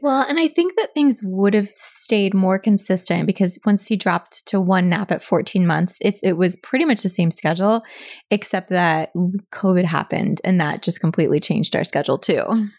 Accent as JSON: {"language": "English", "town": "Annapolis", "region": "Maryland", "country": "United States", "tie": "born or raised there", "also_born_or_lived": "Pennsylvania", "said": "I've lived here all of my life except for college and then, like, a couple years post-college"}